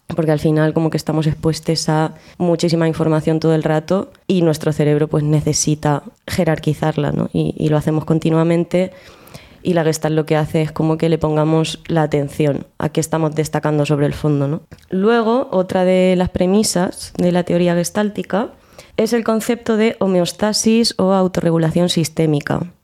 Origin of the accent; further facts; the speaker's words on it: Albacete, Castilla-La Mancha, Spain; moved away as an adult; now in Granada, Spain; vengo de Albacete y me he afincado en Granada desde hace ya unos cuatro añitos o así.